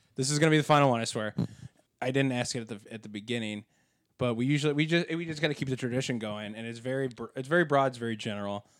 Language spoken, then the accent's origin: English; Berkeley, Illinois, United States; I grew up in Berkeley, Illinois, which was a west suburb right next to Elmhurst.